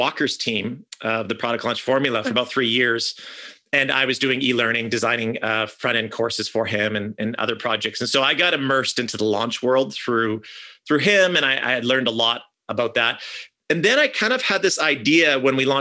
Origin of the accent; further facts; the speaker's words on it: Canada; I'm from Canada